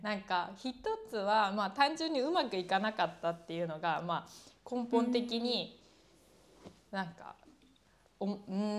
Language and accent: Japanese; Kyoto, Japan; moved away as an adult; also born or lived in Tokyo / Denmark; 出身はさっき言った京都みたいな奈良みたいなところでそこに高校生までいた